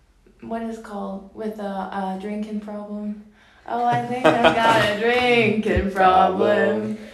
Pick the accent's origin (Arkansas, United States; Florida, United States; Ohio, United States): Ohio, United States; Columbus; I am a sophomore in college. I'm from Columbus, Ohio.